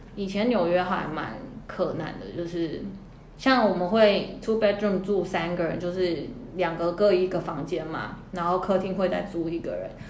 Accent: Canada; moved away as an adult; also born or lived in New York; 我在加拿大长大

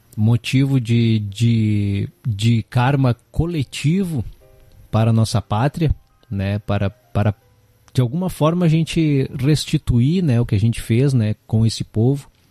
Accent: Brazil; somos brasileiros nas nossas veias corre sangue misturado de tudo quanto é raça

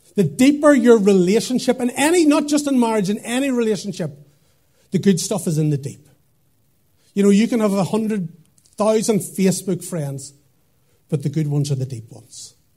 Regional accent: Portadown, Northern Ireland, United Kingdom; moved away as an adult; also born or lived in Lurgan / Dublin; now in Craigavon, United Kingdom; I'm from Portadown

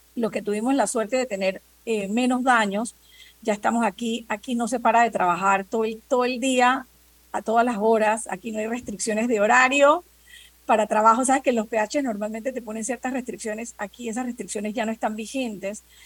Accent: Panama; nosotros también somos panameños, también somos ciudadanos, también pagamos impuestos.

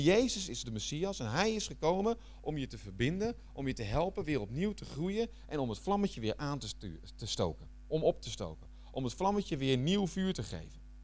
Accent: Netherlands; moved away as an adult; also born or lived in Flanders, Belgium; now in Belgium; ik blijf Hollander nog.

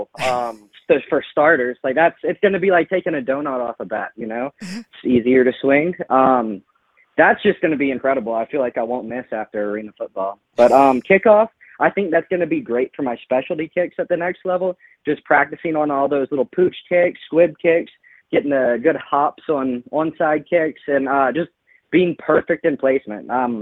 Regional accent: Lafayette, Louisiana, United States; moved away as an adult; now in Bay Area, United States; I went to Lafayette High

